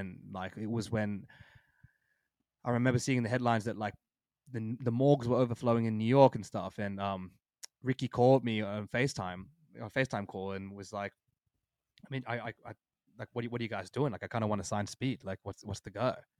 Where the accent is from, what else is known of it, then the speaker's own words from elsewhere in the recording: Australia; We're literally from Australia, and you can't even leave your house.